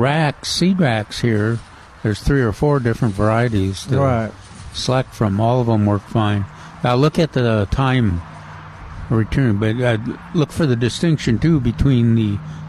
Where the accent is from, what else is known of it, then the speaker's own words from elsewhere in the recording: the South, United States; We're from the South